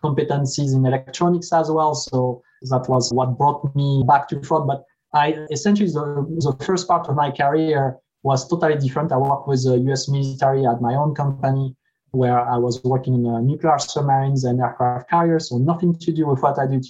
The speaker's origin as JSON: {"language": "English", "country": "France", "tie": "born or raised there", "moved": "as an adult", "lives_now": "United States"}